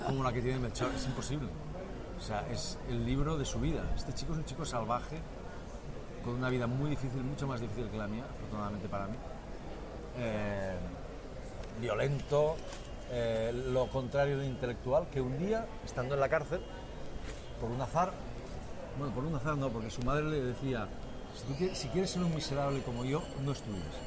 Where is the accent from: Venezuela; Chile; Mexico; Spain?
Spain; now in Catalonia, Spain; los españoles también pensamos que no somos tan no somos buenos lectores